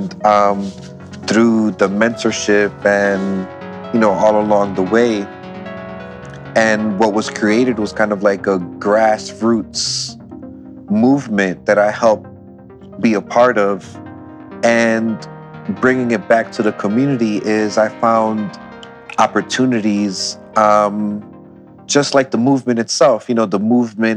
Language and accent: English; Philadelphia, Pennsylvania, United States; In Aoni, Philadelphia, growing up, seeing the different diversity in the neighborhood